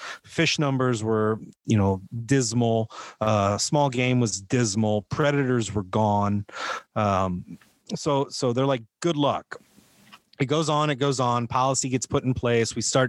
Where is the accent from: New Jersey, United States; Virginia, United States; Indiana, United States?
Indiana, United States; also born or lived in Colorado / Montana; now in Missouri, United States; I'm from Indiana and then came to Missouri via Colorado and then Montana, then back to Indiana and then into Missouri. Been here a little over 10 years now.